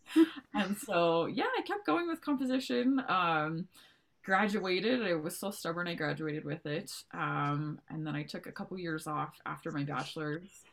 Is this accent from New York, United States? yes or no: no; Montana, United States; also born or lived in Texas; I've been in Montana for the last, oh, I don't know, 20 years of my life. So um, I grew up in a really rural, rural community in uh, Montana